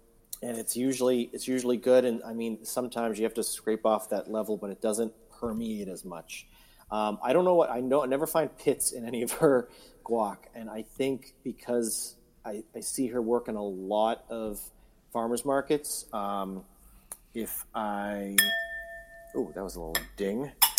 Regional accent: South Windsor, Connecticut, United States; In my hometown of South Windsor, we do have a farmers market happening Saturday.

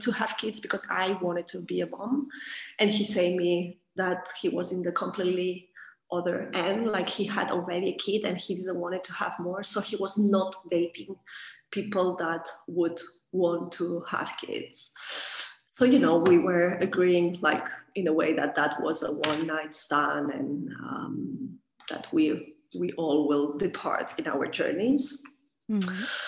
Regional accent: Catalonia, Spain; moved away as an adult; I am from Catalonia, region of uh, Spain. after a long time living abroad, I came back here.

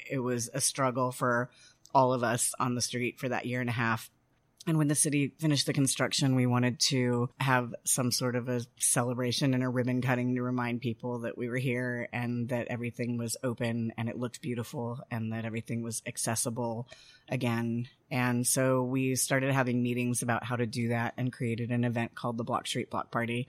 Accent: Denver, Colorado, United States; moved away as an adult; also born or lived in Washington, D.C. / Mexico / Eureka Springs, Arkansas; now in Fayetteville, United States; I am not from here. I grew up in Denver

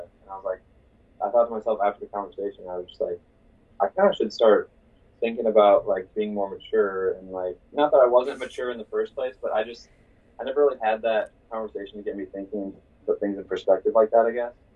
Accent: Iowa City, Iowa, United States; I'm from Iowa City originally, and then I decided to go to school here at Iowa.

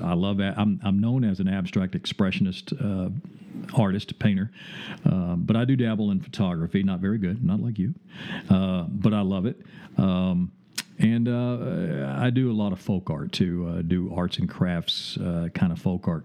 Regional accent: the South, United States; accent: Southern drawl; also born or lived in Chattanooga; now in Springfield, United States; I'm from the South, so I have a Southern drawl

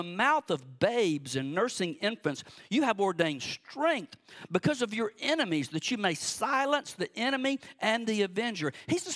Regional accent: Cordele, Georgia, United States; moved away; also born or lived in Warner Robins, Georgia; I grew up on Cemetery Road in Cordele, Georgia, way out in the country

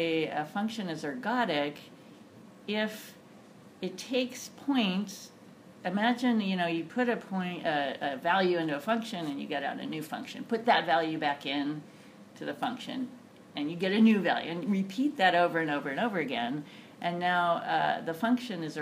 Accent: Berkeley, California, United States; also born or lived in Chicago; now in Claremont, United States; I grew up in Berkeley

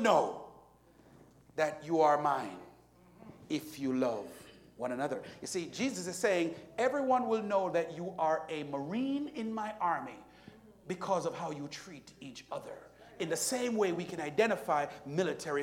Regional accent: Jamaica; moved away; Jamaica, which is where I'm from

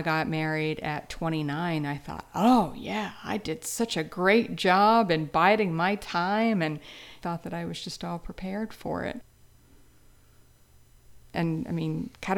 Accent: Louisiana, United States; I grew up in Louisiana

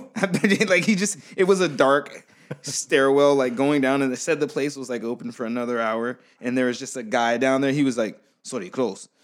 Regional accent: United States; I'm from America

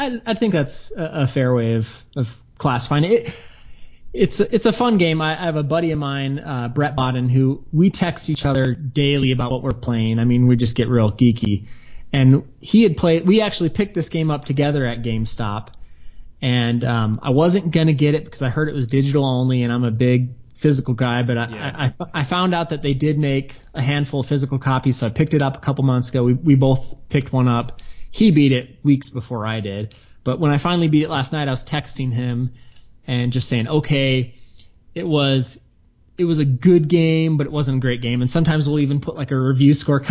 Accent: outside of Chicago, Illinois, United States; I grew up outside of Chicago

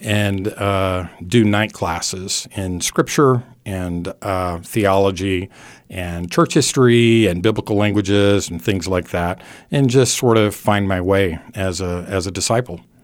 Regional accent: California, United States; now in Abilene, Texas, United States; I grew up in California

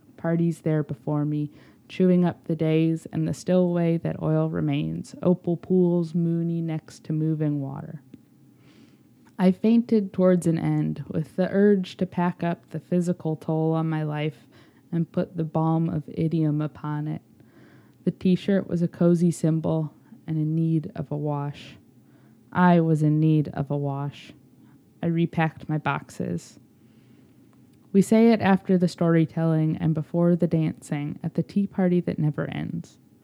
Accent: Chicago, Illinois, United States; I was a happy vagrant in my hometown

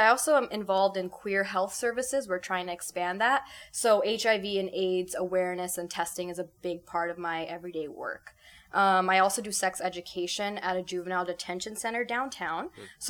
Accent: California, United States; moved away as an adult; now in Cleveland, United States; I am a student right now. So I'm actually from California. I moved here for graduate school.

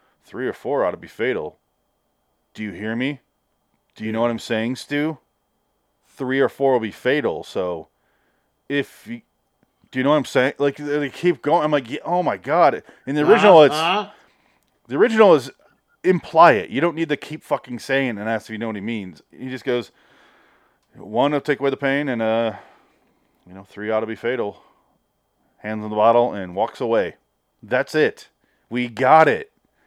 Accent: Santa Monica, California, United States; Even though I grew up in Santa Monica.

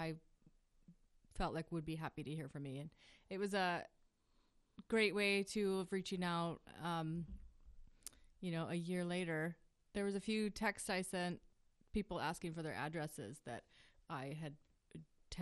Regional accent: Ashland, Oregon, United States; I grew up in Ashland

